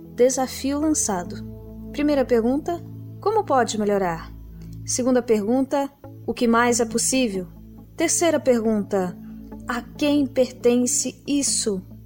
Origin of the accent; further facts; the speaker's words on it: Recife, Pernambuco, Brazil; Recife, minha cidade natal